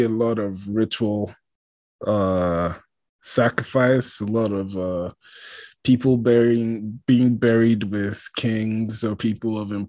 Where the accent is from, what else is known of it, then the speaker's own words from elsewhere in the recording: Lagos, Nigeria; I grew up in Lagos where, you know, they speak Yoruba